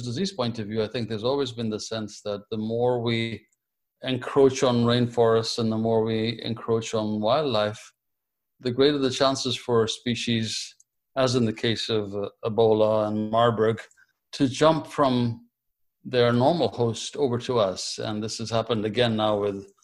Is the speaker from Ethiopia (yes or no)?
yes; Ethiopia; moved away as an adult; I was born in Ethiopia, and I began my medical schooling in Ethiopia before it was interrupted